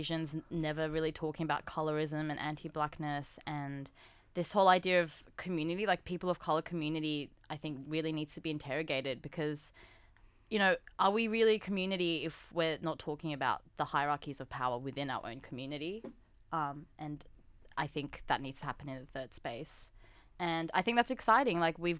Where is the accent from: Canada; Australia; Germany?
Australia; for me, for example, being Korean Australian, not quite Korean, not quite Australian, so being that third category of Korean Australian.